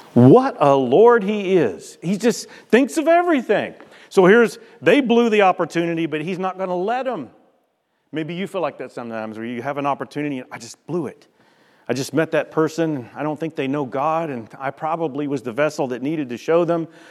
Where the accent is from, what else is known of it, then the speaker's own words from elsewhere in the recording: United States; We're from America